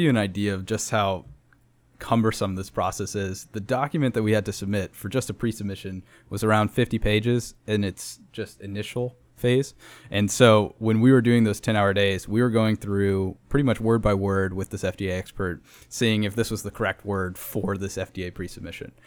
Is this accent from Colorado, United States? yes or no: yes; Denver, Colorado, United States; now in San Antonio, United States; I'm from Denver, Colorado